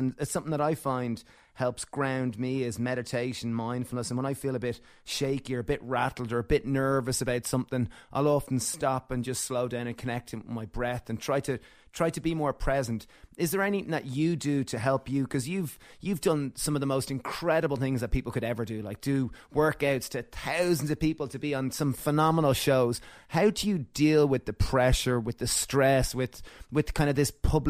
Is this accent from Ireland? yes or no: yes; Ireland; So we grew up in Ireland and we were kind of went to a Catholic school and had to kind of go to mass and all this.